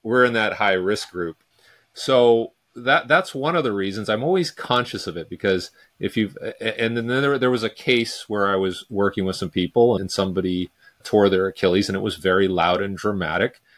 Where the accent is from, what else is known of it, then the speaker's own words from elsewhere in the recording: Vancouver, British Columbia, Canada; I'm from Vancouver, British Columbia